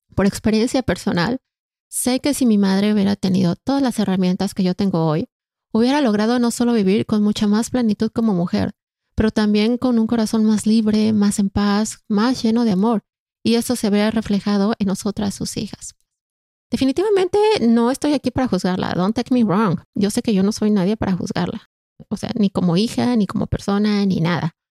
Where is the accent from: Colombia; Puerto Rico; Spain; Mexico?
Mexico; moved away as an adult; now in Canada; Soy mexicana de nacimiento y canadiense de corazón